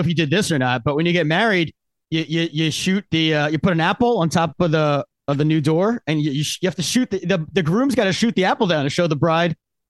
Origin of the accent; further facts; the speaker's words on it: Pennsylvania, United States; I grew up in Pennsylvania where we got off the first day of hunting season was a school holiday.